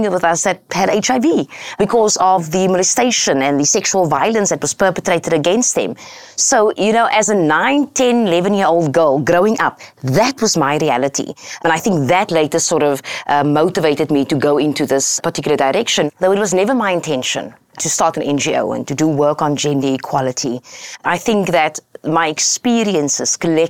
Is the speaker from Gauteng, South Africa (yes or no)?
no; Cape Town, Western Cape, South Africa; I grew up in Cape Town, South Africa